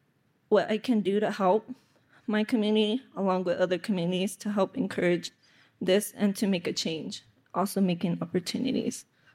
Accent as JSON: {"language": "English", "area": "Pueblo of San Felipe", "region": "New Mexico", "country": "United States", "said": "I come from the Pueblo of San Felipe. I'm 21 years old."}